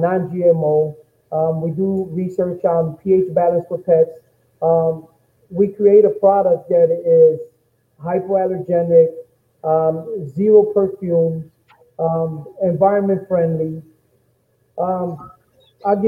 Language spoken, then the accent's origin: English; Chicago, Illinois, United States; I'm born and raised in Chicago, at Homo Park